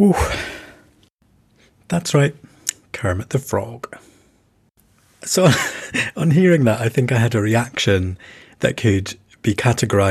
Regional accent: United Kingdom; as a British person

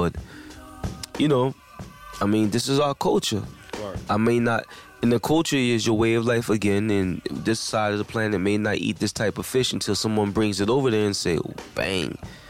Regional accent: New Jersey, United States; I'm from Jersey.

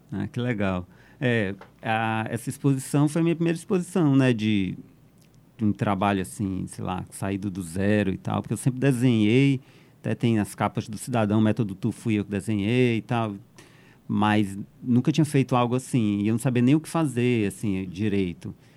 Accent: Northeast Region, Brazil; moved away as an adult; also born or lived in São Paulo; Eu sou nordestino

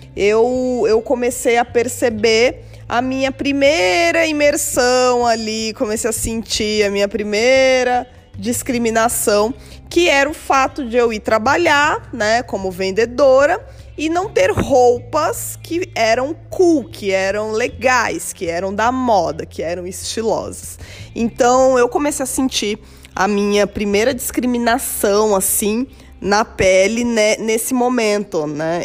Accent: São Paulo, Brazil; Eu nasci num bairro periférico da cidade de São Paulo

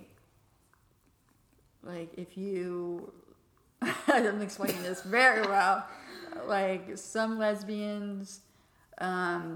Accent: Florida, United States; moved away as an adult; I grew up in Florida

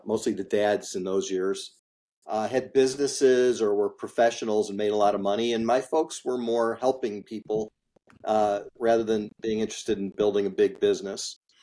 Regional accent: Highland Park, Illinois, United States; I grew up in Highland Park, Illinois, which is a suburb of Chicago.

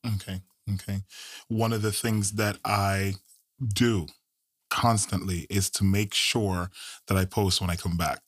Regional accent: Jamaica; now in United States; I'm Jamaican bred

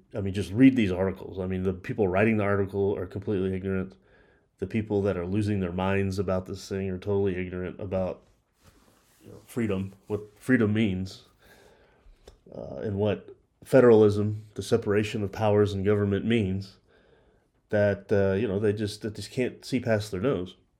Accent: Texas, United States; it's my home state of Texas, or at least a part of it that I live

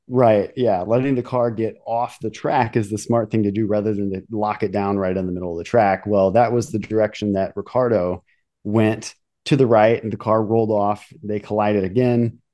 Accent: United States; I'm American

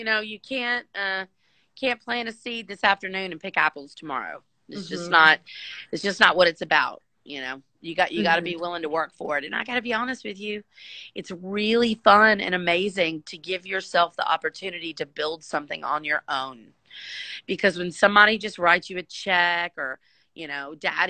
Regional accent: United States; being an American entrepreneur with that blood running through my veins

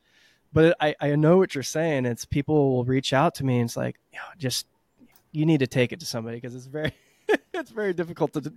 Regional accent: Texas, United States; my parents didn't want me growing up in Texas

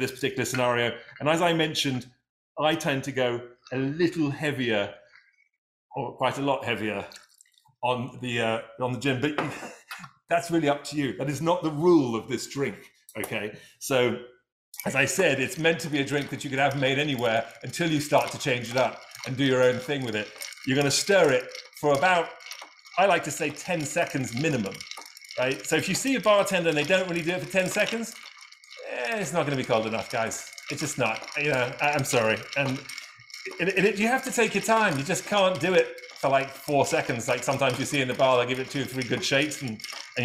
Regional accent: England, United Kingdom; I'm from England

